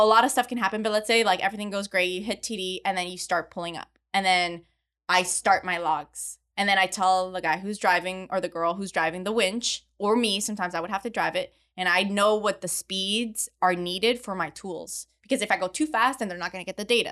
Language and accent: English; Montreal, Quebec, Canada; moved away as an adult; also born or lived in Midland, Texas; I grew up in Montreal in Canada, where there is zero oil and gas